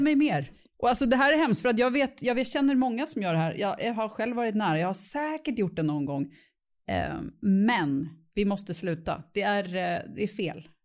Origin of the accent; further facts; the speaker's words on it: Stockholm, Stockholm County, Sweden; jag är uppvuxen i Bromma